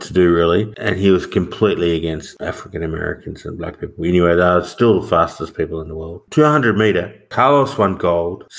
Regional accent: Australia; As an Australian

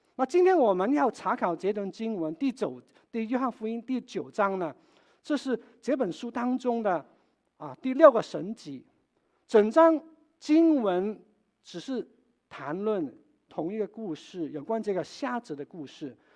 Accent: Wenzhou, Zhejiang, China; moved away; 我的故乡，温州

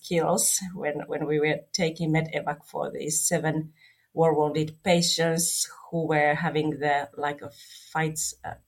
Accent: Finland; I'm coming from Finland

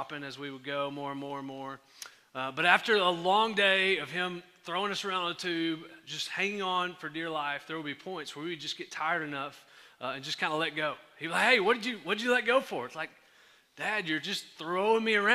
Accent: Henderson, Texas, United States; I'm from Henderson

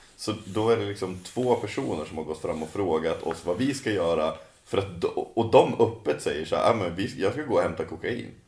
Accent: Sweden; jag kommer från Åsbygden

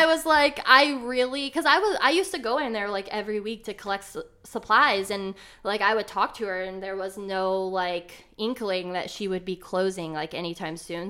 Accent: Elyria, Ohio, United States; also born or lived in Cleveland, Ohio; I'm originally from Elyria, which is a little bit of a suburb, like, west, I think, of Cleveland, like, thirty minutes west.

